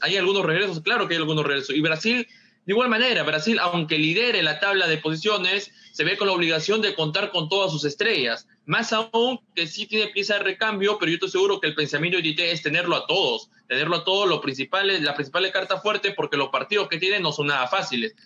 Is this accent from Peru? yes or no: yes; Peru; a nosotros como peruanos